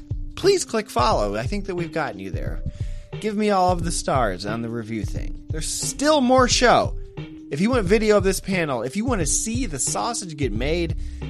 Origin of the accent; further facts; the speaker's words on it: Iowa, United States; I'm from Iowa.